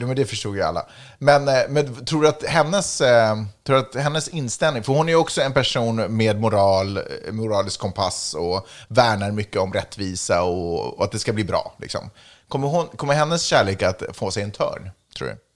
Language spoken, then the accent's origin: Swedish; Sweden; now in United States; jag är svensk medborgare